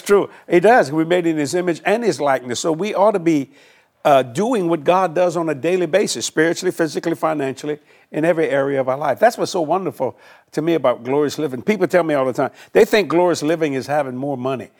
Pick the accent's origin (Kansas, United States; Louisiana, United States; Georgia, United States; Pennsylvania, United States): Louisiana, United States; New Orleans; also born or lived in Houma, Louisiana; I moved to Houma, but I was raised on the West Bank of New Orleans